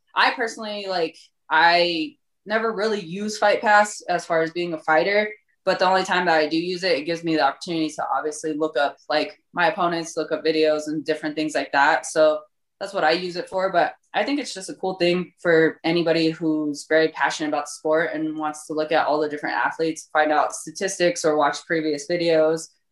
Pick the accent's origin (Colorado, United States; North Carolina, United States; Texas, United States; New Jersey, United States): Colorado, United States; Born and raised in Colorado